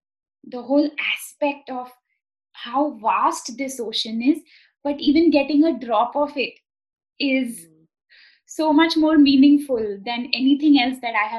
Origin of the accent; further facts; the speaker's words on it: India; moved away; I'm from India.